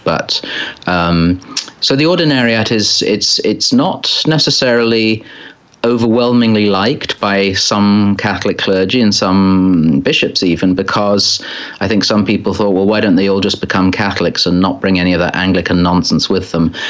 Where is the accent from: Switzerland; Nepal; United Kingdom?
United Kingdom; England; as we say in England